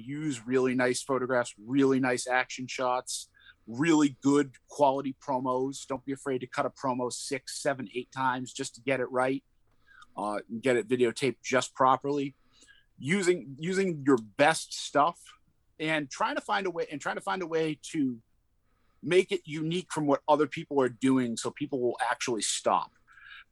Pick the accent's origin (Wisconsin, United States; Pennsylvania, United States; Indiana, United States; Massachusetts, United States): Massachusetts, United States; Boston; accent: Boston; my Boston accent kind of sets me apart. Sometimes it drifts in and out, but I'm not ashamed of it.